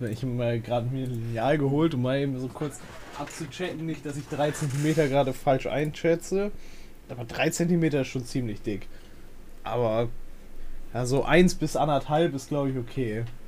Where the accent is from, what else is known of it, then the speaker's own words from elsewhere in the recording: Northern Germany, Germany; ich komme ja aus Norddeutschland hier